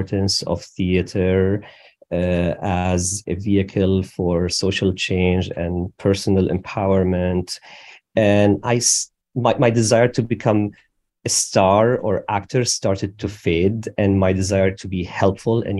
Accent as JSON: {"language": "English", "country": "Syria", "tie": "born or raised there", "also_born_or_lived": "Damascus", "moved": "as an adult", "said": "I was born in Syria"}